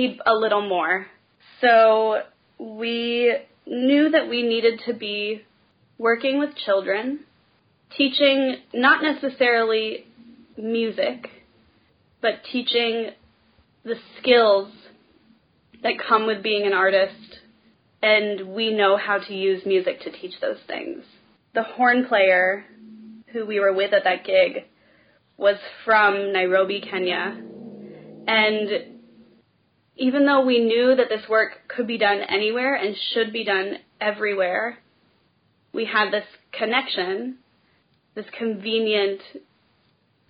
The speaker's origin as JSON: {"language": "English", "town": "Portland", "region": "Oregon", "country": "United States", "tie": "born or raised there", "also_born_or_lived": "New York City / Austin, Texas", "moved": "as an adult", "lives_now": "Chicago, United States", "said": "I grew up in Portland, Oregon"}